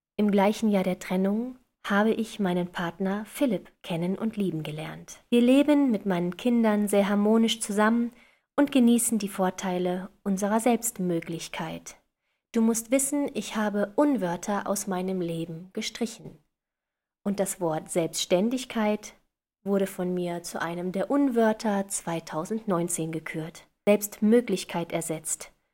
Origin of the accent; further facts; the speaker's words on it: western Germany, Germany; Im Osten Deutschlands geboren und im Westen groß geworden